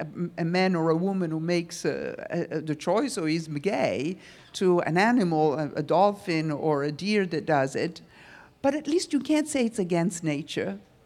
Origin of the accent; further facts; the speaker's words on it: New York, United States; I'm from New York and I lived in a fashion world